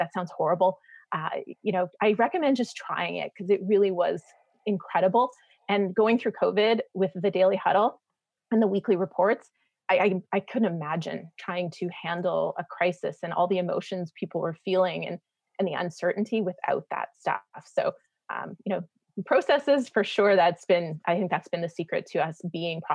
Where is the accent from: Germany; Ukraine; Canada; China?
Canada; moved away as an adult; now in United States; I'm a Canadian living in the States